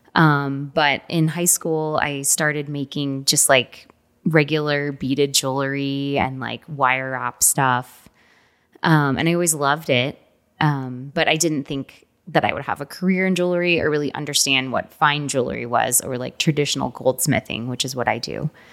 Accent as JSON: {"language": "English", "town": "Houston", "region": "Texas", "country": "United States", "tie": "born or raised there", "said": "I was born in Houston, Texas."}